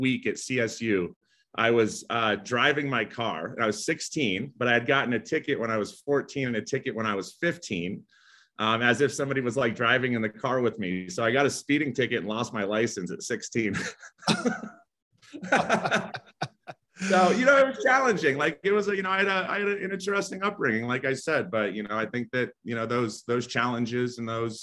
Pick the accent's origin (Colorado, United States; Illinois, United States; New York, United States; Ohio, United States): Colorado, United States; Aurora; I was born in Aurora, Colorado